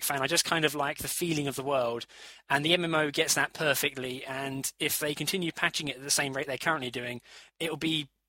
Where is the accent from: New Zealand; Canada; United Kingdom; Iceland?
United Kingdom; we're British